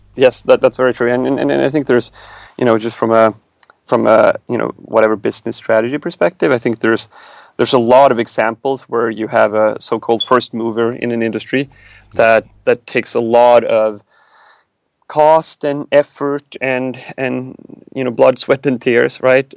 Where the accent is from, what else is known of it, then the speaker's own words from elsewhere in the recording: Sweden; moved away as an adult; now in United States; growing growing up in Sweden, I, I grew up very much to to, to the left of, of most people